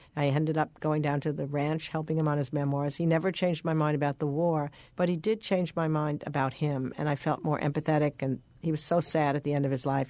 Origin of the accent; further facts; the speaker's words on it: New York, United States; moved away as an adult; also born or lived in Boston; I grew up in New York.